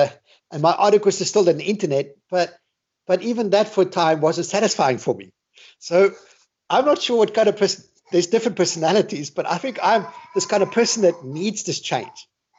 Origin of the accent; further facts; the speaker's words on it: Australia; moved away; I grew up in Australia.